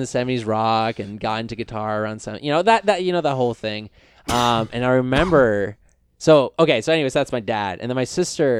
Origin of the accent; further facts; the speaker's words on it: Hillsboro, Oregon, United States; also born or lived in Portland, Oregon; I actually grew up in the suburbs. I'm not from... Which suburbs? Hillsboro.